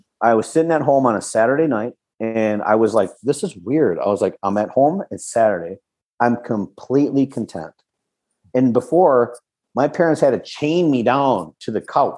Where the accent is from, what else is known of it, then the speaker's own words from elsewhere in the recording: West St. Paul, Minnesota, United States; also born or lived in California; I grew up in West St. Paul.